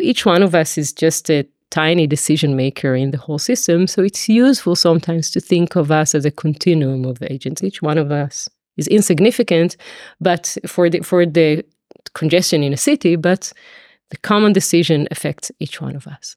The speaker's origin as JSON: {"language": "English", "country": "Israel", "also_born_or_lived": "Tel Aviv / Paris", "moved": "as an adult", "lives_now": "London, United Kingdom", "said": "I come from Israel originally"}